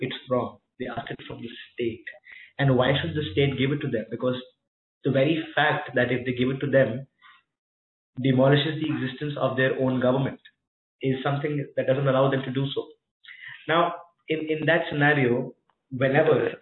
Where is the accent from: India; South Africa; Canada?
India; also born or lived in Pune; I as an Indian, I as somebody who's residing in Pune right now